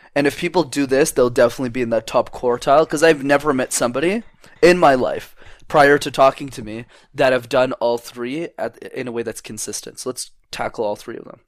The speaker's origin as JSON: {"language": "English", "town": "Montreal", "region": "Quebec", "country": "Canada", "tie": "born or raised there", "said": "I've been born, born, raised, and lived in, in Montreal, Canada for my whole life"}